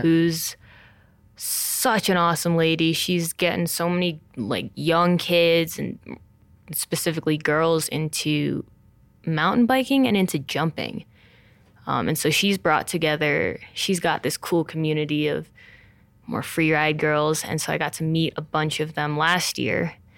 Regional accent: Montclair, New Jersey, United States; also born or lived in China; I grew up in Montclair, New Jersey

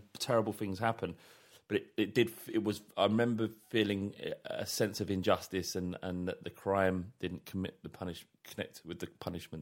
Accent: London, United Kingdom; growing up in London, in North London

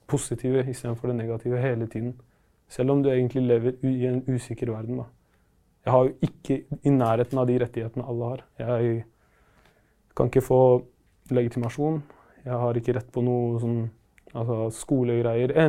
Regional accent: Palestine; now in Norway; Så greia er at eh, jeg er originalt fra Palestina. Og der er det krig, selvfølgelig, og vi eh, hadde ikke så god råd. Og ja, moren min ville ha et bedre liv for oss, så vi kom til Norge i 2008.

